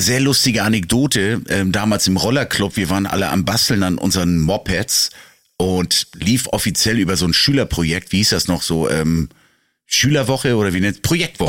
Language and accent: German; Northern Germany, Germany; als Norddeutscher